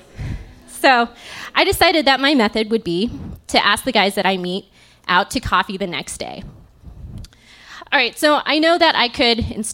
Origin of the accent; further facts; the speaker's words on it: Las Vegas, Nevada, United States; moved away as an adult; also born or lived in Tempe, Arizona; now in Chicago, United States; I was born and raised in Las Vegas and had lived there my whole